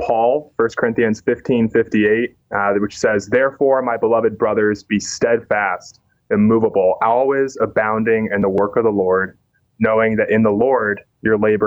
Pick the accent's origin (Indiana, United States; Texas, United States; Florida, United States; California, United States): Indiana, United States; Indianapolis; moved away as an adult; now in Chicago, United States; I was born and raised in Indianapolis